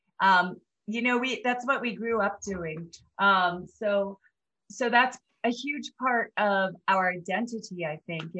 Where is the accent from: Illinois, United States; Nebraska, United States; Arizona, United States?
Arizona, United States; Black Mesa; I'm originally from Black Mesa in Arizona